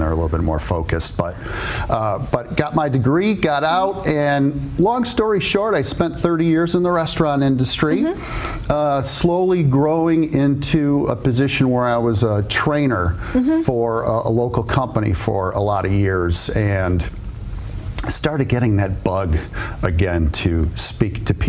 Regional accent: Royal Oak, Michigan, United States; also born or lived in Mount Pleasant, Michigan; grew up in the area, Royal Oak resident for many, many years, and after growing up in Royal Oak

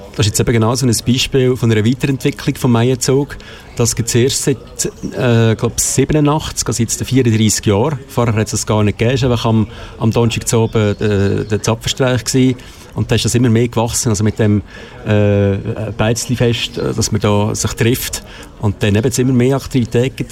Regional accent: Wynental, Aargau, Switzerland; ich bin nicht in Zara aufgewachsen, ich bin in Wienertal

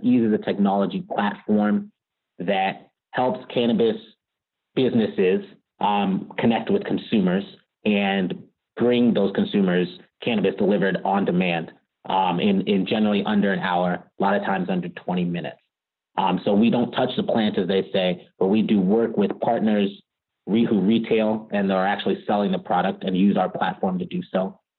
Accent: Richmond, California, United States; also born or lived in Virginia; I grew up in the Bay Area in Richmond, California

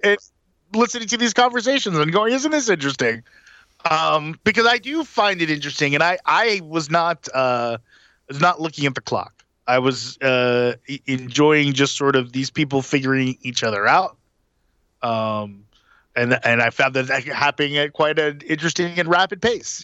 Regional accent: Atlanta, Georgia, United States; it's my hometown

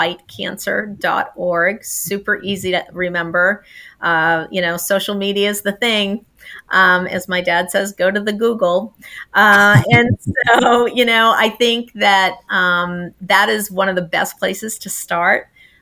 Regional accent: Maine, United States; moved away; I grew up in Maine

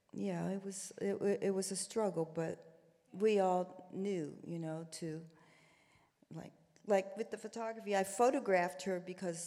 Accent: Columbus, Ohio, United States; now in New York, United States; growing up in Columbus, you were either black or white

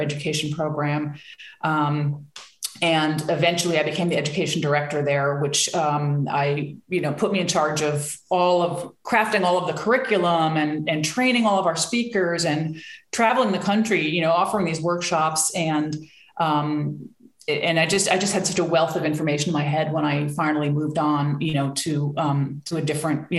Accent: New Jersey, United States; I grew up in New Jersey in a suburb of New York City, to very liberal parents

